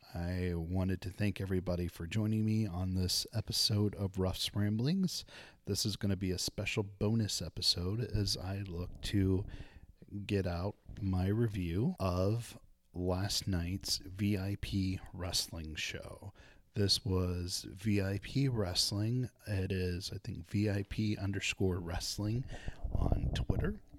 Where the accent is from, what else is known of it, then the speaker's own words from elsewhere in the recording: Arlington, Texas, United States; Arlington's my hometown